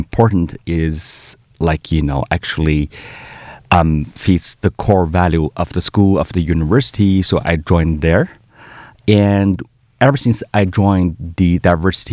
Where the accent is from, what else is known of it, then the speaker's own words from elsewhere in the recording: Northeast China, China; moved away as an adult; also born or lived in Canada; now in Melbourne, Australia; my hometown is really cold